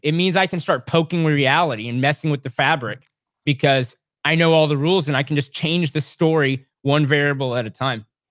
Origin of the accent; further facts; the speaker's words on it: Texas, United States; also born or lived in Washington State / Washington, D.C.; I grew up as a kid for eight years in Washington State, even though I was born in Texas and raised in Texas, but eight years in Washington State